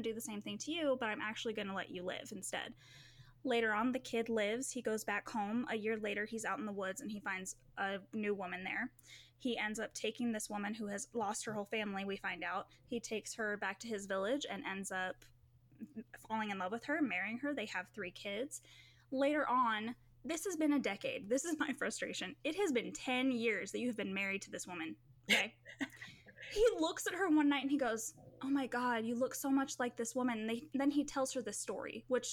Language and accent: English; United States; As an American